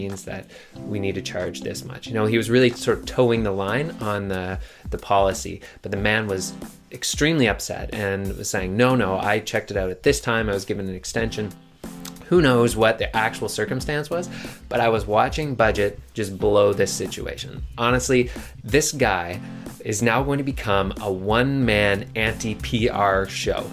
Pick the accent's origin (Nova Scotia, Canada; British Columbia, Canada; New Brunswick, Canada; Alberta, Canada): Nova Scotia, Canada; Halifax; I was born in Halifax, Nova Scotia